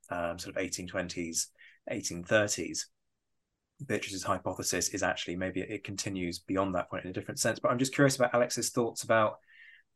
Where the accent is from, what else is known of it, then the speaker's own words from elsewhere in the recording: United Kingdom; I say this as a Brit